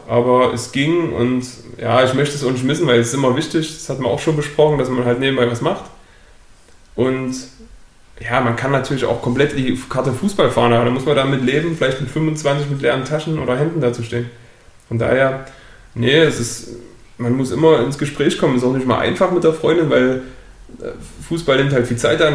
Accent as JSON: {"language": "German", "region": "Saxony", "country": "Germany", "said": "Hier bei uns in Sachsen"}